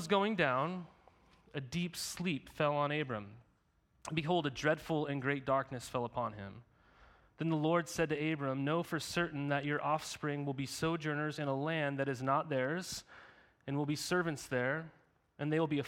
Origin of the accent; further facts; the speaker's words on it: Montana, United States; right outside of my hometown I grew up in Montana